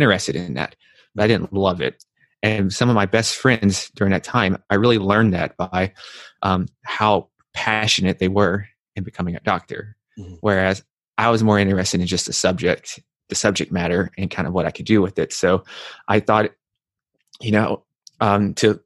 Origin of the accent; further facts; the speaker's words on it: Nashville, Tennessee, United States; moved away as an adult; also born or lived in New York; I'm from Nashville, Tennessee, and I come from a family that's not that healthy